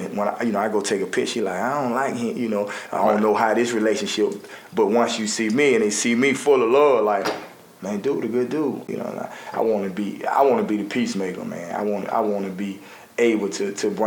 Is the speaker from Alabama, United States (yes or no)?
yes; Avondale, Southtown, Kingston, Alabama, United States; also born or lived in Gate City; I grew up in Avondale, Southtown, Kingston